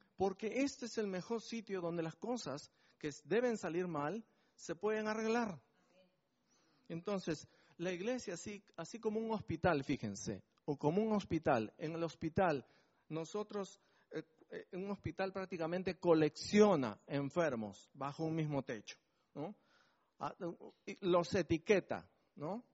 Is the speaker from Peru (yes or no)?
yes; Peru; now in Bedford, United Kingdom; llegando a mi patria me siento, a mi patria Perú